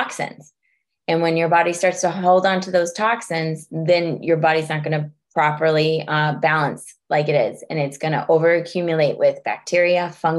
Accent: California, United States; now in Massachusetts, United States; I'm from California and I moved to Massachusetts

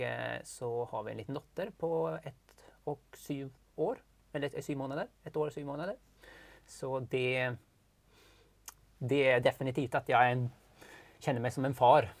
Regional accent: northern Sweden, Sweden; moved away as an adult; now in Norway; jag är uppväxt i norra Sverige

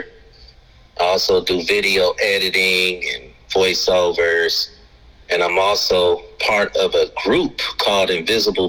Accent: Cleveland, Ohio, United States; now in Atlanta, United States; I'm from Cleveland, Ohio

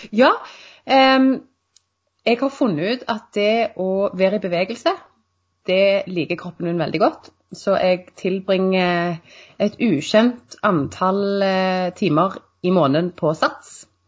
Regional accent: Sandnes, Rogaland, Norway; Jeg er fra Sandnes

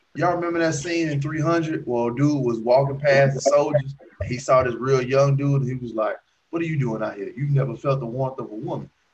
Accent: Alabama, United States; I lived in Alabama most of my life.

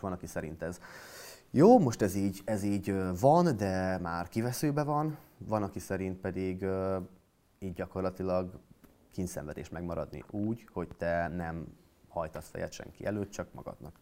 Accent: Miskolc, Borsod-Abaúj-Zemplén, Hungary; moved away as an adult; also born or lived in Budapest; Miskolcon születtem, oda jártam gimnáziumba

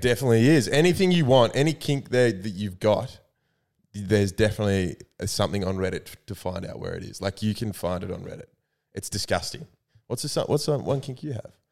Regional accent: New South Wales, Australia; I am from New South Wales. I'm a blues man

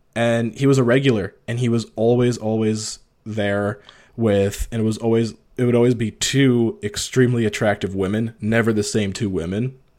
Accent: Ontario, Canada; moved away as an adult; also born or lived in Toronto, Canada; I'm small northern town, eight hours north from Toronto.

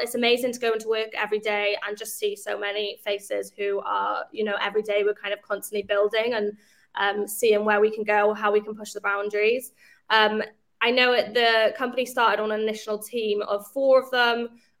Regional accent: Wales, United Kingdom; we do also like celebrate the fact that we are from Wales, and it is a super amazing achievement from a company within such a kind of small country and a small city.

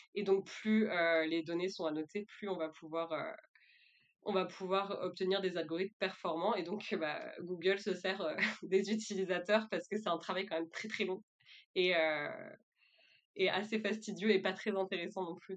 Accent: France; moved away as an adult; also born or lived in Thailand / Quebec; je suis française, j'ai commencé mes études euh, en France

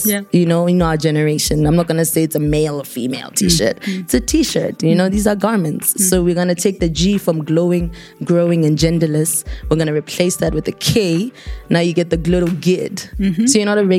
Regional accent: North-East District, Botswana; I'm from the Northeast.

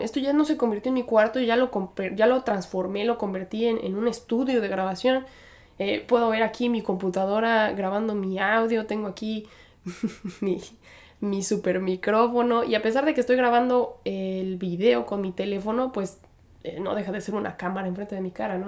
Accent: Aguascalientes, Mexico; moved away as an adult; now in New York, United States; soy originaria de Aguascalientes, Aguascalientes, México. Ahí pasé la mayor parte de mi infancia

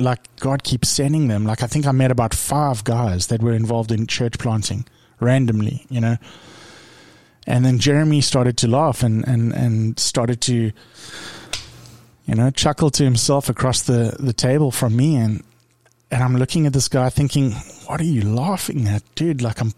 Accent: South Africa; moved away; I came from South Africa where we really struggled

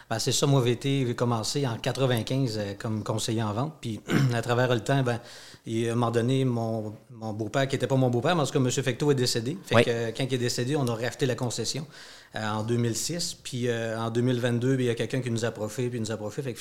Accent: La Guadeloupe, Quebec, Canada; Ben, moi aussi, je suis de la Guadeloupe.

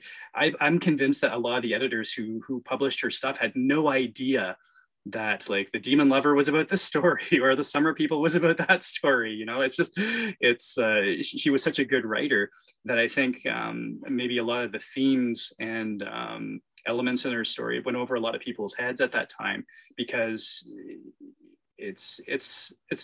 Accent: Canada; being Canadian

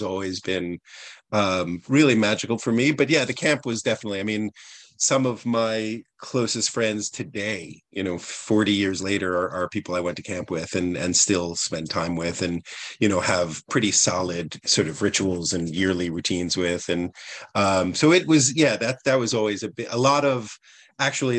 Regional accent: outside of New York City, United States; moved away as an adult; now in Vermont, United States; I grew up outside of New York City

